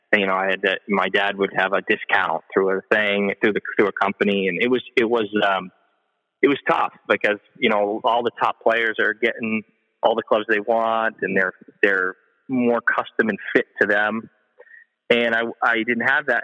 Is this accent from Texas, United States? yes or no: no; Vermont, United States; I grew up in Vermont